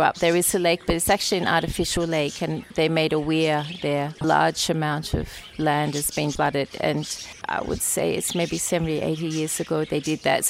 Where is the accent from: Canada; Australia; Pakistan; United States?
Australia; near Moama, New South Wales; moved away as an adult; now in Mongolia; I grew up on a farm in Australia. This closest town is called Mawela